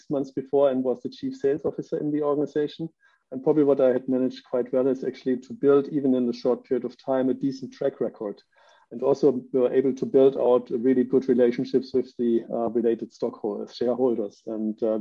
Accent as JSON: {"language": "English", "country": "Germany", "moved": "as an adult", "said": "I'm living right now for the second time outside of Germany, which is my home country."}